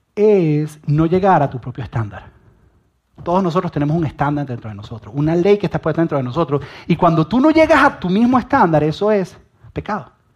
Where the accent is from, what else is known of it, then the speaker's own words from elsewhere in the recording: Venezuela; yo soy venezolano y yo estoy orgulloso de ser venezolano